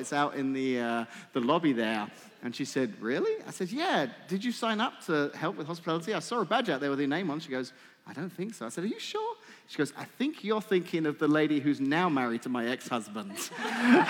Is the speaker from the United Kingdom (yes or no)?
yes; England, United Kingdom; moved away; I'm English